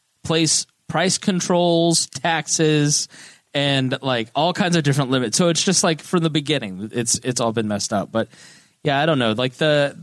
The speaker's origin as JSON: {"language": "English", "town": "Plainfield", "region": "Indiana", "country": "United States", "tie": "born or raised there", "said": "I grew up privileged in Plainfield. We had the sixth largest house in Hendricks County"}